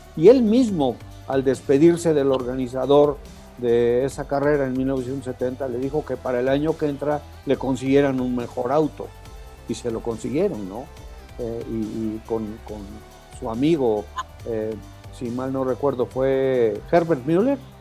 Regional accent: Mexico; somos mexicanos

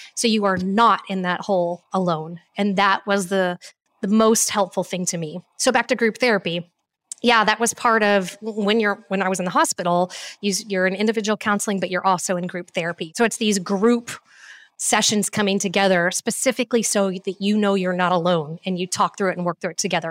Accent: Cool, Texas, United States; also born or lived in Houston, Texas / Fort Worth, Texas; now in Austin, United States; I am a born and raised Texan. Um, I was born in Houston, Texas, and when my parents got divorced, and I was about five years old, I ended up moving with my mom

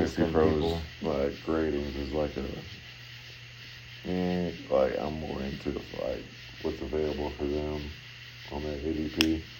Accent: Florida, United States; I'm from Florida, so it's, man, I'm not really like a beach goer.

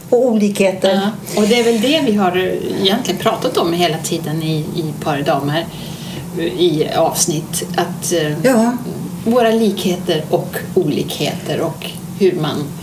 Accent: Dalarna County, Sweden; now in Stockholm, Sweden; är 65 år, bor också i Stockholm, har mitt ursprung från Dalarna

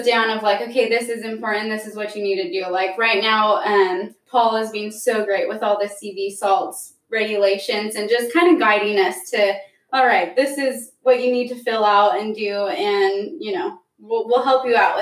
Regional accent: Chino, California, United States; now in Hanford, United States; I'm originally from Chino, California

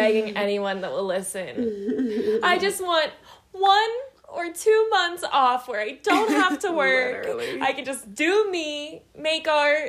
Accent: Pittsburgh, Pennsylvania, United States; moved away as an adult; now in Colorado, United States; Very similar background to Lexi. I'm from Pittsburgh, Pennsylvania.

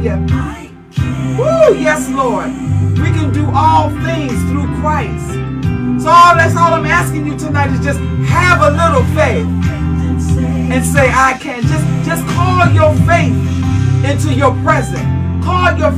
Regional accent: North New Jersey, United States; now in Stroudsburg, United States; I'm calling out North New Jersey, my hometown

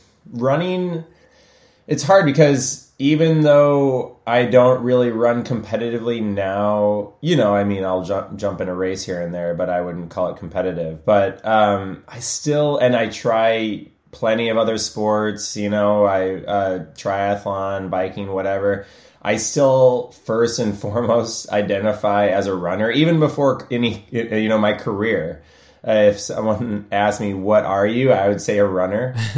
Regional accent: Illinois, United States; And I grew up originally outside of Chicago.

